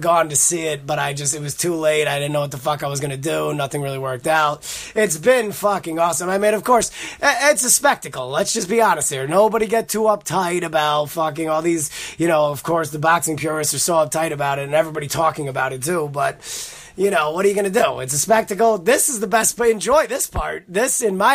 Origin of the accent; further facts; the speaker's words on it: Connecticut, United States; moved away as an adult; now in Queens, New York, United States; I grew up in Connecticut